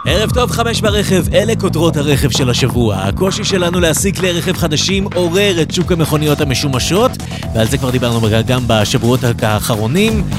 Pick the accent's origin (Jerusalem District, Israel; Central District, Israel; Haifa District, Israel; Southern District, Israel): Central District, Israel; Netanya; כמו שאומרים אצלנו בנתניה